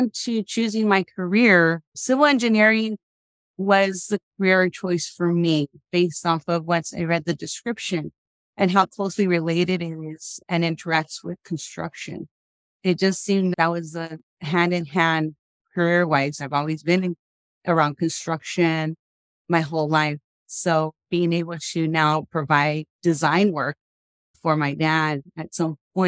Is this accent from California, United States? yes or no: yes; Los Angeles, California, United States; moved away as an adult; now in Tucson, United States; Born in Los Angeles, originally from out there, went to school and started going to the university at Cal State LA for about a year and a half